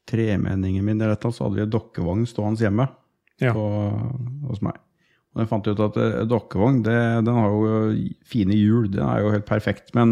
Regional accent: Sarpsborg, Østfold, Norway; Som alltid i Øvre Tune, der jeg er fra.

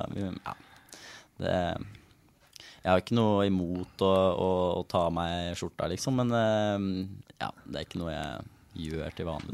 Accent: Elverum, Innlandet, Norway; jeg er jo fra Elverum

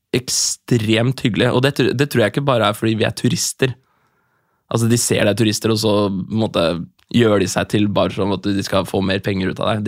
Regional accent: Norway; jeg er fra Norge

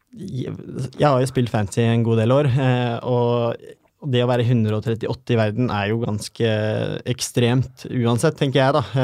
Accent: Porsgrunn, Telemark, Norway; Jeg er en kar fra Porsgrunn

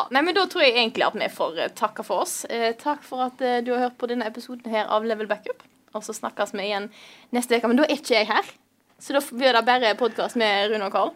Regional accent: Vestland, Norway; also born or lived in Stord; jeg kom fra Vestland, Vestland og bor i verdens største nynorsk kommune Stord

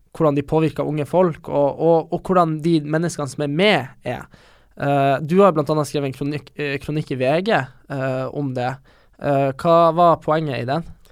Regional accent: Bodø, Nordland, Norway; moved away as an adult; also born or lived in Trondheim, Norway; now in Oslo, Norway; de jeg hadde på videregående i Bodø

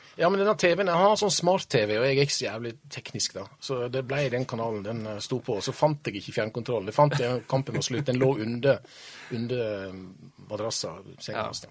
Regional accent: Årdal, Vestland, Norway; jeg kommer fra ei bygd som heter Årdal. Og når jeg vokste opp i Årdal

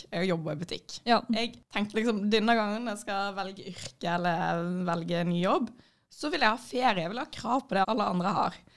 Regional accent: Florø, Vestland, Norway; Jeg kommer fra Florø, jeg hater

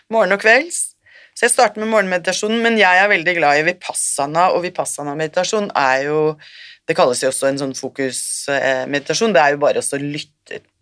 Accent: Norway; moved away as an adult; also born or lived in Sri Lanka; kommer jeg fra Norge

